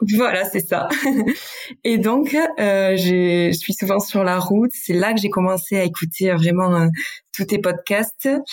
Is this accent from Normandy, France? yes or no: no; Basque Country, Nouvelle-Aquitaine, France; accent: Basque; je viens du Pays Basque. Peut-être que ça va mmh. s'entendre dans mon accent